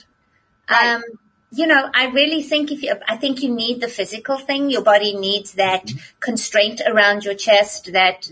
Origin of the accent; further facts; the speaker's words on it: South Africa; moved away as an adult; When I grew up in South Africa, we didn't have television when I was growing up